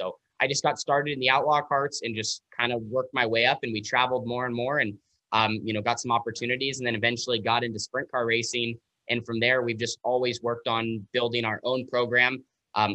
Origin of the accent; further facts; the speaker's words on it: West Coast, United States; because we're from the West Coast, so they have Sonoma, the road course, about 6 hours south.